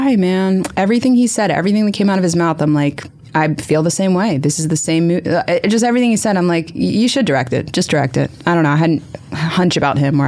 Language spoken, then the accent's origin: English; Wilmington, Delaware, United States; I grew up in Wilmington, Delaware